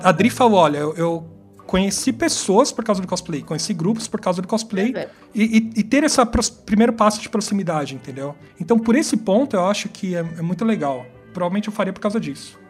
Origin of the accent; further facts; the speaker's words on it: São Paulo, Brazil; vivi minha vida inteira em São Paulo